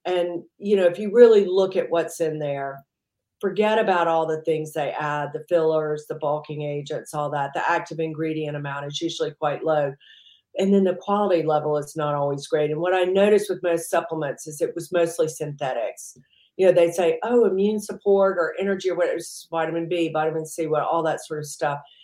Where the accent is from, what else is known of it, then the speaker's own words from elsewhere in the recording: Mississippi, United States; also born or lived in New York; now in United Kingdom; I grew up in the deep south. I grew up in Mississippi.